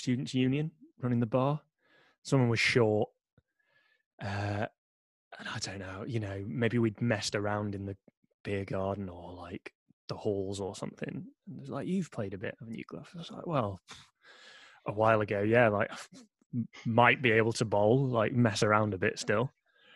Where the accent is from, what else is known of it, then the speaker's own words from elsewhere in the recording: Yorkshire and the Humber, United Kingdom; also born or lived in South London; now in London, United Kingdom; growing up in Yorkshire, cricket's just a thing you